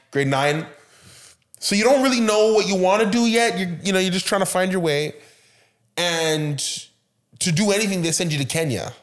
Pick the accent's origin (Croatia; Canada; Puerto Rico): Canada; my parents, they immigrated here. I was born here